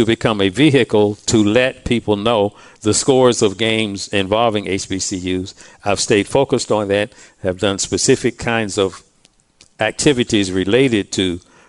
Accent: Durham, North Carolina, United States; also born or lived in Ohio; I was born and raised in Durham.

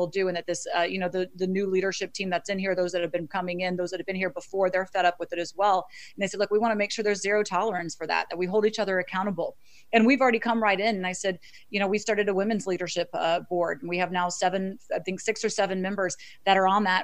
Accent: Florida, United States; moved away as an adult; also born or lived in Miami / New York City / Boston; now in Washington, D.C., United States; I'm originally from Florida

